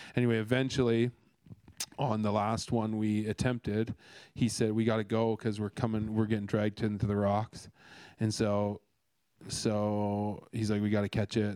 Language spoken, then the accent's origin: English; Canada; now in Australia; I'm Canadian